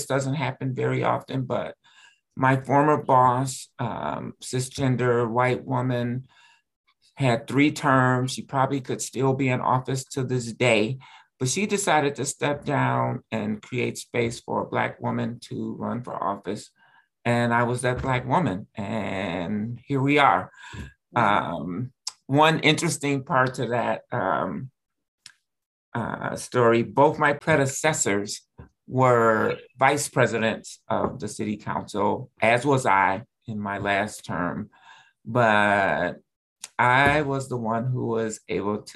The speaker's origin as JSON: {"language": "English", "town": "Chicago", "region": "Illinois", "country": "United States", "tie": "born or raised there", "moved": "yes", "lives_now": "Minneapolis, United States", "said": "I grew up in Chicago"}